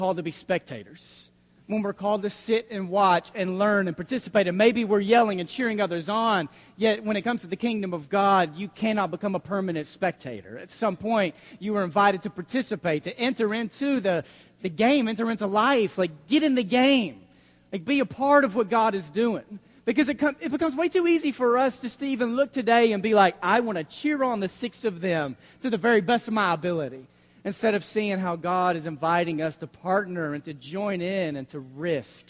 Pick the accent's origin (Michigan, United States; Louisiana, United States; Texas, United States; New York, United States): Texas, United States; Dallas; also born or lived in Abilene; We grew up in Dallas